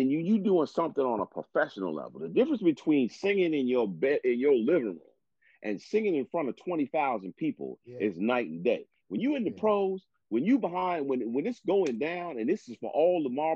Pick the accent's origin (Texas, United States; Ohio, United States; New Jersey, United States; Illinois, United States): New Jersey, United States; Teaneck; also born or lived in Manhattan, New York / Brooklyn, New York / Queens, New York / Bronx, New York; I grew up as a New York kid that moved out to Jersey.